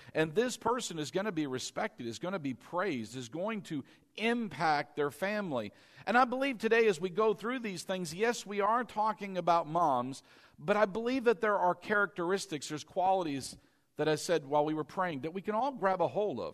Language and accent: English; East Coast, United States; moved away; I was from the East Coast